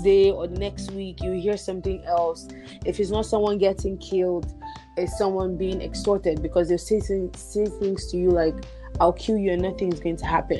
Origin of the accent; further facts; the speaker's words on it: Nigeria; moved away as an adult; now in Canada; I I grew up in Nigeria. I was born and raised there. I only came to Canada um, in 2016, August.